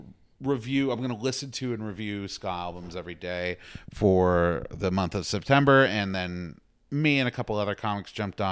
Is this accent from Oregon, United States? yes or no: no; Houston, Texas, United States; But yeah, I'm a Texan. Like, okay. That's who I'm from Houston.